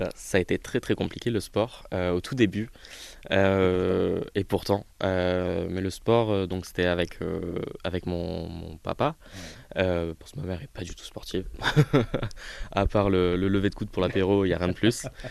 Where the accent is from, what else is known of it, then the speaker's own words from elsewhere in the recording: near Montpellier, Petite Camargue, Occitania, France; accent: accent chantant (southern); moved away; j'ai grandi euh, du côté de Montpellier, dans un petit village, euh, du coup plutôt en petite Camargue.